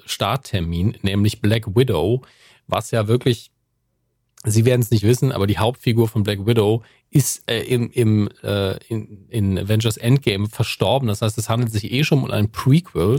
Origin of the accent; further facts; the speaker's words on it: Germany; als Deutscher bei Amazon